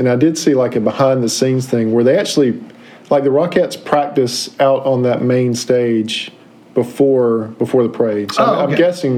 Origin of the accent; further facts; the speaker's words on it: near Raleigh, North Carolina, United States; I grew up near Raleigh